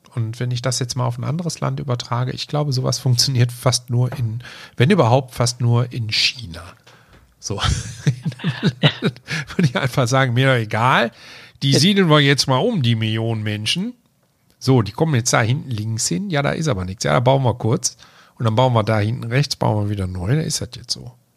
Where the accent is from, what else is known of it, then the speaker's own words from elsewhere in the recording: Germany; als Deutscher